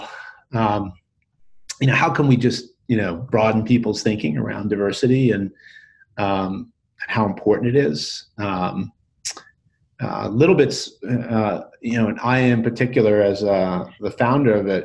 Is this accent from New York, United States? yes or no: yes; New York, United States; now in Boulder, United States; I grew up in New York, but now I live in Boulder